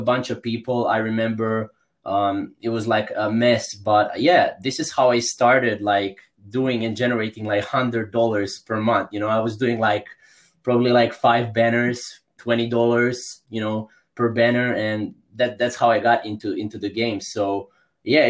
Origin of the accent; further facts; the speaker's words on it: Croatia; I'm from Croatia. It's a small country in Europe.